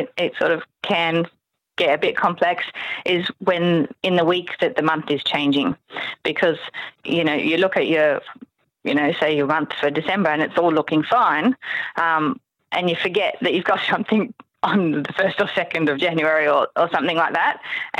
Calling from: Sydney, New South Wales, Australia; I'm calling from Sydney, Australia, yes.

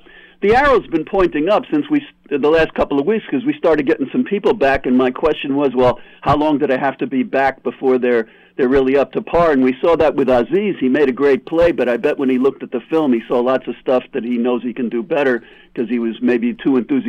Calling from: New York, United States; from New York.

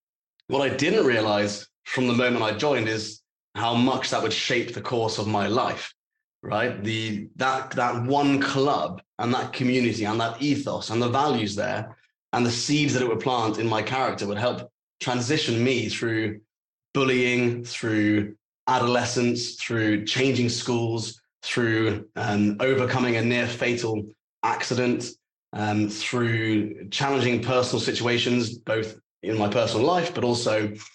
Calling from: Dubai, United Arab Emirates; I am calling in from Dubai.

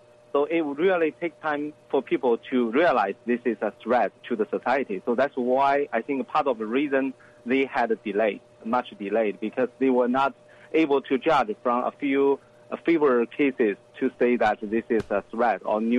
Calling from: New Haven, Connecticut, United States; Yeah, I'm joining from my home in Connecticut, New Haven.

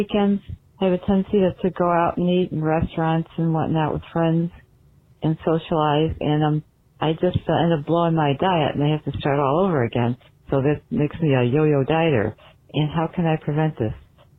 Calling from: Buffalo, New York, United States; I'm calling from Buffalo, New York.

